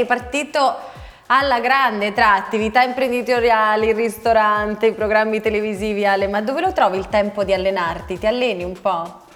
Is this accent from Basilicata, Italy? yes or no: no; Sicily, Italy; da siciliana